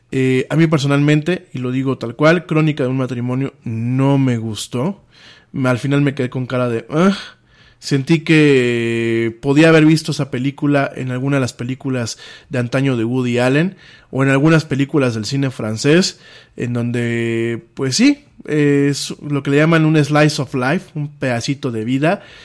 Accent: Mexico; en mi país pasa esto

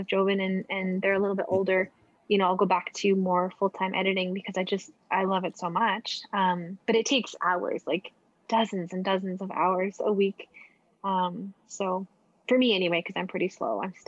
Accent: Edmonton, Alberta, Canada; from my home, like from Edmonton, from my hometown

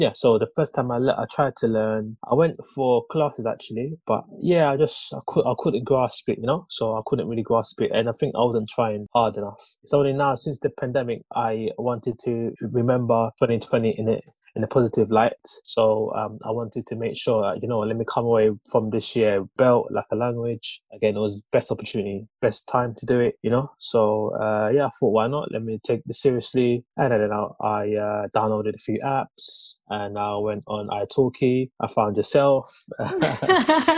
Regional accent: London, United Kingdom; first language Lingala; also born or lived in Kinshasa, DR Congo; So I was actually born in Congo, and I came over here when I was two years old. So I was basically raised in London, hence the accent

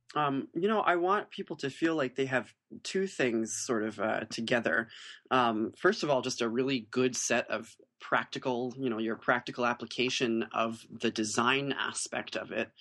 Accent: United States; as American artists who are reinterpreting their tradition

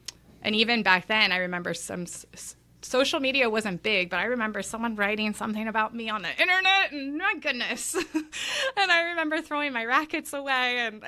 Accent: Los Angeles, California, United States; So I grew up down in Los Angeles, big tennis boom in the 90s.

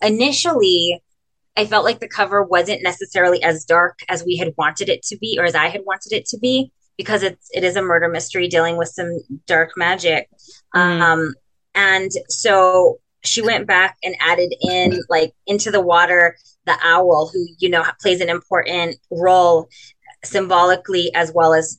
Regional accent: Imperial Valley, California, United States; born or raised there; now in San Diego, United States

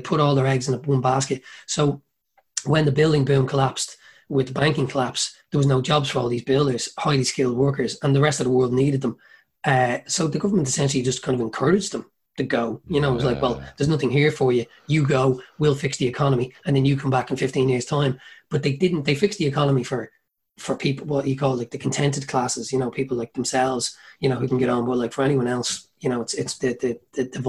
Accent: Dublin, Leinster, Ireland; also born or lived in Australia; where I grew up in Talla, which was huge

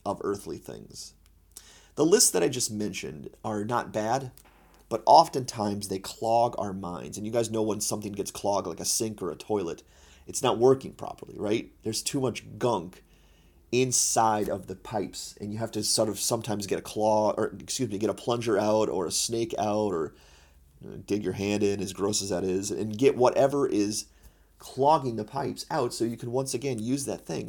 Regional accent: United States; I'm an American Christian

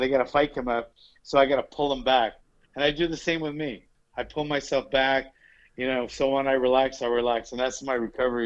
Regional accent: Honolulu, Hawaii, United States; now in Central California, United States; I'm from Honolulu, Hawaii.

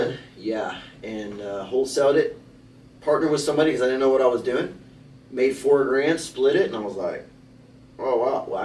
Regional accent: Houston, Texas, United States; also born or lived in San Antonio, Texas; I was born and raised in Texas. I was born in San Antonio. I uh, moved to Houston when I was ten. Been in the Clear Lake area for about eighteen years.

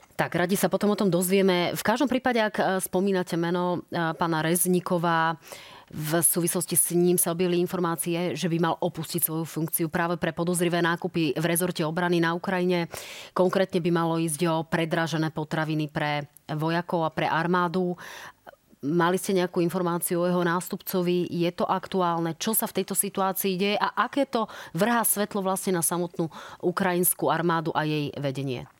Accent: Slovakia; my doma na Slovensku

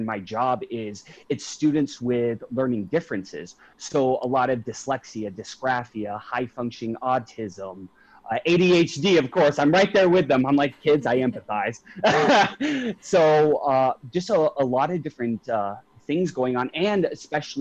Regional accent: Avondale, Arizona, United States; now in Scottsdale, United States; I'm originally from Avondale

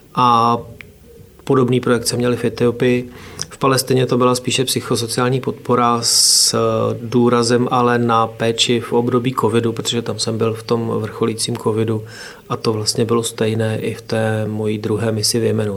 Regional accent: Oplot, Plzeň Region, Czechia; já jsem z Oplota u Přeštice, ale eh, tady z plzeňského kraje.

